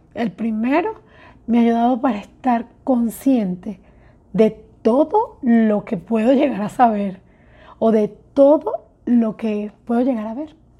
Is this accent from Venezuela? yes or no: yes; Venezuela; moved away; Salimos de Venezuela muchísimas personas